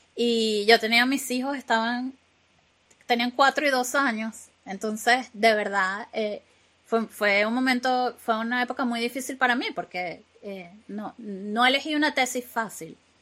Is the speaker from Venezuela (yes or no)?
yes; Venezuela; accent: latino; first language Spanish; moved away as an adult; now in Glasgow, United Kingdom; nosotros, los venezolanos, hablamos como gritados.